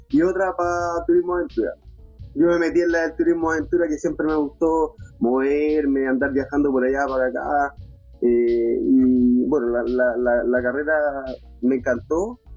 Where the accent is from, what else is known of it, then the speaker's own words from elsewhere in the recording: Los Ángeles, Biobío, Chile; also born or lived in Santiago; Y soy, de, soy oriundo de Los Ángeles, ya, eh, de la ciudad de Los Ángeles, de esta región.